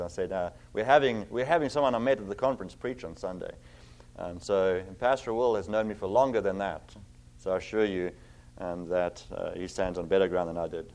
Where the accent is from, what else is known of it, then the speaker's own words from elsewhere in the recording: South Africa; moved away as an adult; also born or lived in Cape Town / Virginia; now in Zeeland, United States; I have an accent. I'm originally from South Africa